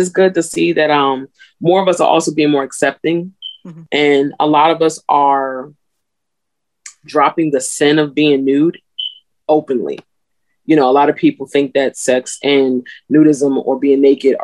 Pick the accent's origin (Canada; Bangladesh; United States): United States; New Jersey; I'm from Jersey, but my family's from the South